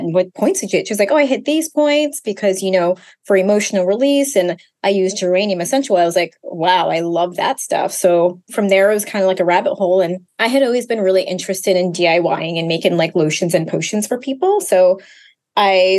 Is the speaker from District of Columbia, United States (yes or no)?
yes; Washington, District of Columbia, United States; moved away as an adult; also born or lived in Brooklyn, New York / Ghana (ancestry); now in New York, United States; I'm hailing from Brooklyn, New York. I've been a New Yorker for about 20 years now, originally from the DC area and raised first generation Ghanaian.